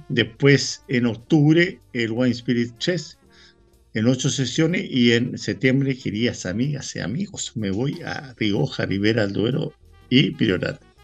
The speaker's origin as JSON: {"language": "Spanish", "country": "Chile", "said": "yo, como chileno"}